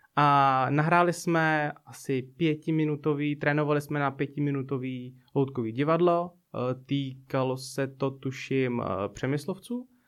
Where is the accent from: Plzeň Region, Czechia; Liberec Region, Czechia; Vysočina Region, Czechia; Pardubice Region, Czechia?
Plzeň Region, Czechia; Blížejov; Já byl vlastně na základní škole v takové malé obci